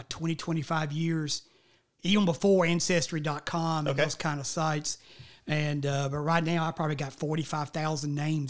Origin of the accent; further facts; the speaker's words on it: Smyrna, Tennessee, United States; And that's the reason I grew up mostly in the Smyrna area